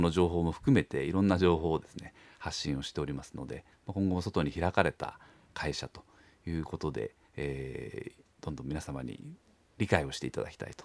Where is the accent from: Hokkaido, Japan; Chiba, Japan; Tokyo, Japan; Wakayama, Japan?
Tokyo, Japan; moved away as an adult; now in Kamakura, Japan; もともとは東京出身なんですけ